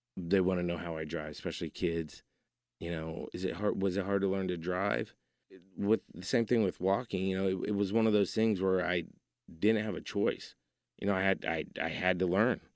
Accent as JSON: {"language": "English", "town": "Keller", "region": "Texas", "country": "United States", "lives_now": "Joshua, United States", "said": "I was from Keller at the time. Now I live in Joshua"}